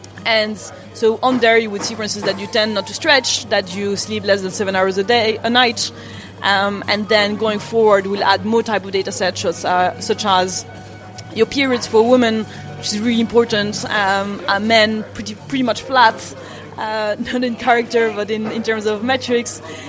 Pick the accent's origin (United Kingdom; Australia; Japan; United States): Japan; So I grew up in Japan, and actually the behavior towards health is very different.